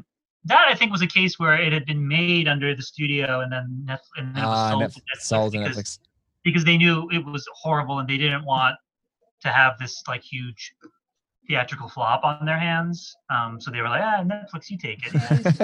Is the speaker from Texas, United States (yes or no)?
no; Washington, District of Columbia, United States; there's a comfort food quality to it because I grew up in Washington, D.C., so I love movies set in Washington, D.C.